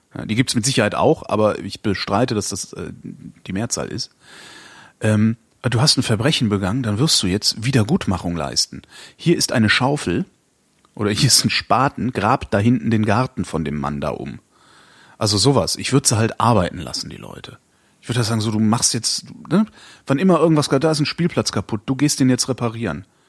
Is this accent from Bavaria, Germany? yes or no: no; Cologne, North Rhine-Westphalia, Germany; ich bin ja auch Kölner, also ich komme aus einer katholischen Region